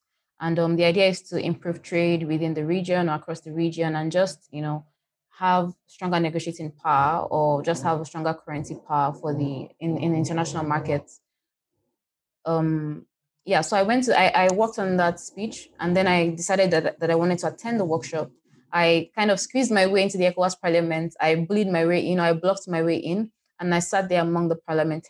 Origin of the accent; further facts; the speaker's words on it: Lagos, Nigeria; moved away as an adult; also born or lived in Kogi State, Nigeria / Ghana / Abuja, Nigeria; now in Senegal; I was born in Kogi State, but then I lived in Lagos with my family up until I finished high school, after which I moved to Ghana.